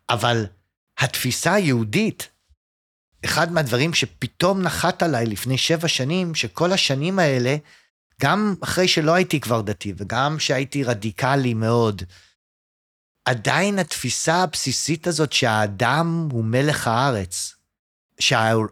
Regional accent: Jerusalem, Jerusalem District, Israel; also born or lived in United States; לא, אני נולדתי בארצות הברית.

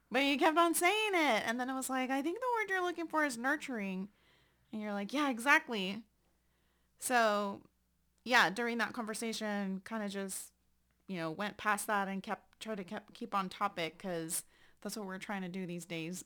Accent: San Antonio, Texas, United States; moved away as an adult; I up and left my hometown and moved to another country.

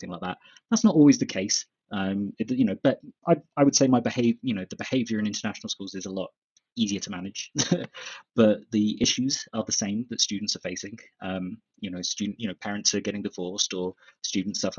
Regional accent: Southampton, South East England, United Kingdom; moved away as an adult; also born or lived in Sheffield / Germany / Brazil; now in Mexico; Southampton, where my hometown is

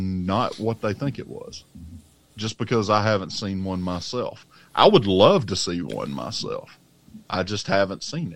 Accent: the South, United States; accent: southern; my southern accent

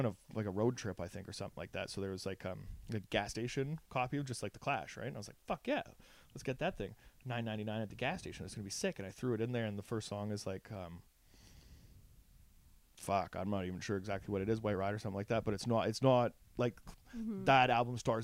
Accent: BC near the US border, British Columbia, Canada; now in Vancouver, Canada; I grew up on the border. So basically, 10 minutes away from my mom's house is like I'm closer to Spokane and Coeur d'Alene and shit than I am to like Kelowna from my hometown

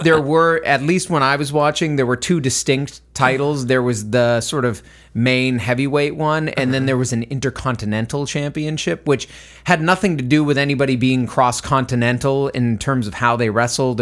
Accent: Northeast, United States; now in South Texas, United States; I'm from the Northeast

